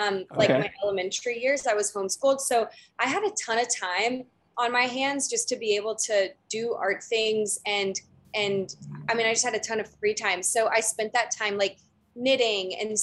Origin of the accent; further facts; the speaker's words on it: Dallas, Texas, United States; moved away as an adult; now in California, United States; I'm from Dallas, grew up in Dallas, and then I came out here to California for college